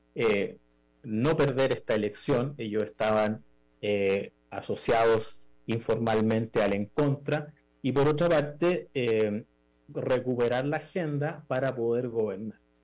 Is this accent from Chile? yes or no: yes; Chile